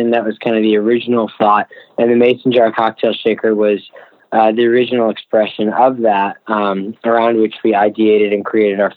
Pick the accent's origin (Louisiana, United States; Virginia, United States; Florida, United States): Virginia, United States; now in New York, United States; Yeah, so we we uh, we came from Virginia to New York uh, originally.